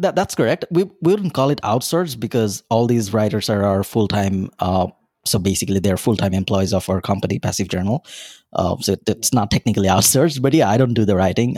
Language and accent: English; Bangladesh; moved away as an adult; now in Dublin, Ireland; I'm originally from Bangladesh, a small country in South Asia, right beside India